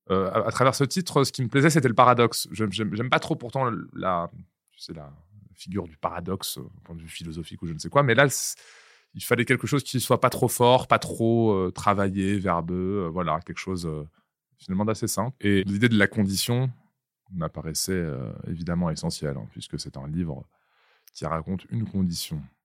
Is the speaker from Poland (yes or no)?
no; Vitry-sur-Seine, Île-de-France, France; je viens du Val-de-Marne des années 2000 par exemple, je viens de. Il ville qui n'est pas très loin de vos bureaux, là, qui s'appelle Vitry-sur-Seine.